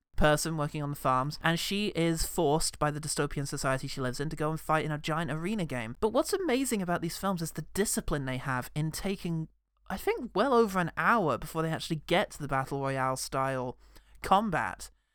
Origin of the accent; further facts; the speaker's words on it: United Kingdom; as a British man